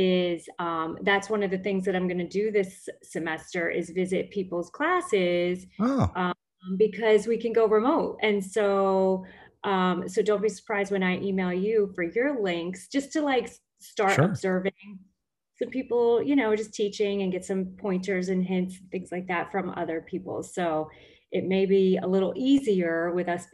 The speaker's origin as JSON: {"language": "English", "region": "New Jersey", "country": "United States", "tie": "born or raised there", "moved": "as an adult", "lives_now": "Florida, United States", "said": "I grew up in New Jersey, South Jersey"}